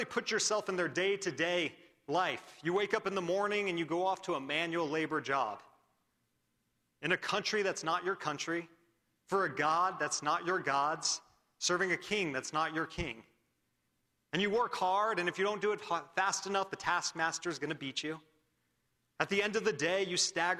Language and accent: English; Wildomar, California, United States; I grew up in Wildomar, California